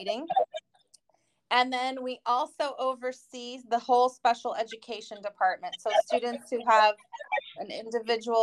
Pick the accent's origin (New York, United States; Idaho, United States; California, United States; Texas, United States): California, United States; Northern; moved away as an adult; I'm from Northern California originally